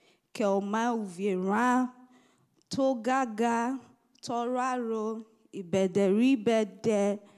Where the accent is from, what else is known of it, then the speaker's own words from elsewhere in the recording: Nigeria; first language Isoko; English is a second language; moved away; I'm from Nigeria in Africa. And in Nigeria, we have a lot of languages, over 250 languages.